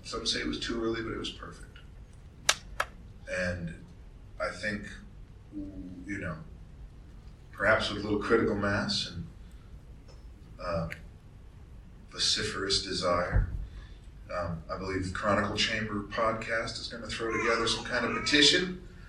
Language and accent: English; Australia; Make it happen, because we're all Australian. Isn't it part of the DNA? It's certainly part of the Australian DNA.